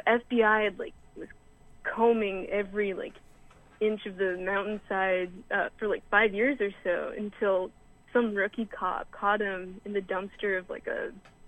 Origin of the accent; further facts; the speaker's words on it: Western North Carolina, United States; also born or lived in Tennessee; I go to school in the middle of nowhere, Tennessee. I'm from the middle of nowhere in Western North Carolina, where it's just easier to tell people like, oh yeah, I'm from Asheville.